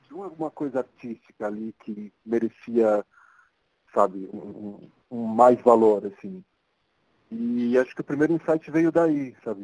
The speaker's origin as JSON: {"language": "Portuguese", "region": "São Paulo", "country": "Brazil", "tie": "born or raised there", "said": "sou daqui de São Paulo mesmo, é, posso dizer que sou um paulistano da Gema"}